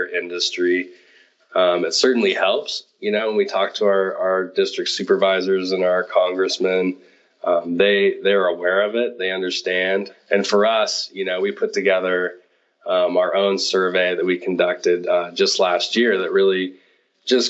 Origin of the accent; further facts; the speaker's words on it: Nevada City, California, United States; now in Downieville, United States; I grew up in Nevada City, which is a little bit south of Downieville